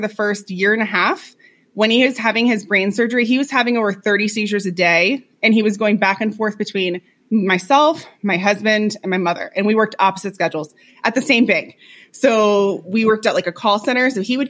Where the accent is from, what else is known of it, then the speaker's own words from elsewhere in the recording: Florida, United States; moved away as an adult; We lived in Florida. We're both from Florida. We've lived there our entire lives